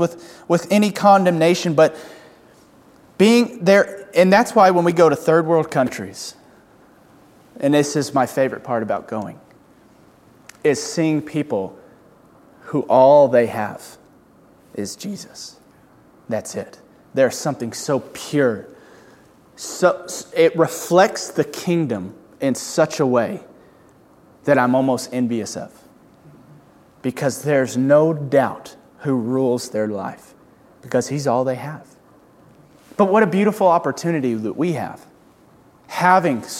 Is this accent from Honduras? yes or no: no; United States; as American Christians